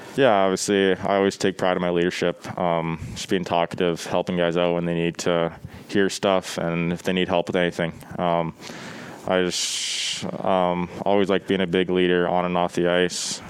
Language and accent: English; Brandon, Manitoba, Canada; born or raised there